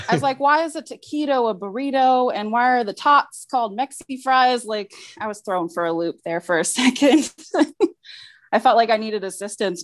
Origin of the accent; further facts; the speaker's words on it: East Coast, United States; moved away as an adult; now in Federal Way area, Washington, United States; Actually, I'm from the East Coast. I just recently moved here maybe 2 months before the pandemic